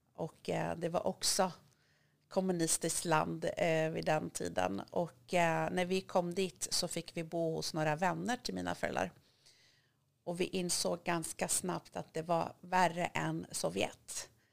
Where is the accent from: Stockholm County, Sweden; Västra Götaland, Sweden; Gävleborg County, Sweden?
Gävleborg County, Sweden; Hudiksvall; Swedish is a second language; moved away; also born or lived in Iran / Rhodes, Greece / Thailand; jag är uppvuxen i en liten stad i Hälsingland som heter Hudiksvall, Glada Hudik